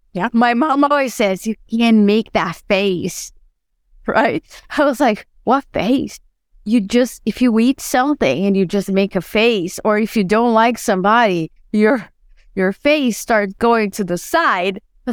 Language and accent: English; Brazil; born there; I was born in Brazil and I love soccer.